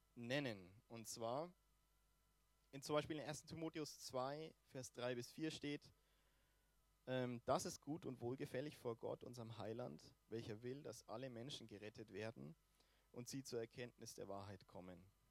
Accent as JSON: {"language": "German", "country": "Germany", "said": "Fußball bei uns in Deutschland relativ weit verbreitet ist"}